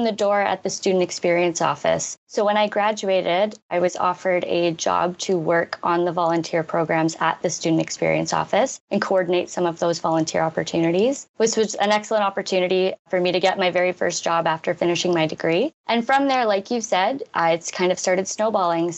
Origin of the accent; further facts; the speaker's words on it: Greater Toronto Area, Ontario, Canada; moved away as an adult; now in Ottawa, Canada; I'm originally from the Greater Toronto area, and I've loved the move to Ottawa